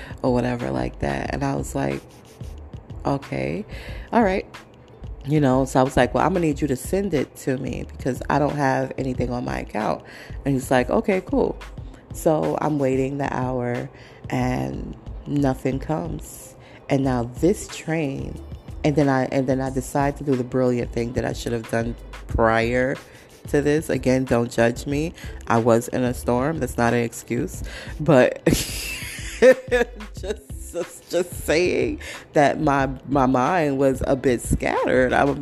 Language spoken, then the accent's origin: English; New York City, New York, United States; I'm from Brooklyn. I'm from New York. I'm from the 5 boroughs.